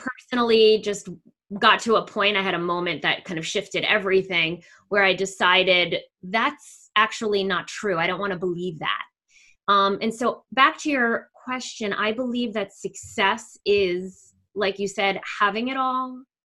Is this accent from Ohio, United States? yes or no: no; New Jersey, United States; accent: New York; now in Cherry Hill, United States; You might hear in my accent that I have more of a New York accent. I moved from northern New Jersey, where our city was New York, down to southern New Jersey, where the city is Philadelphia.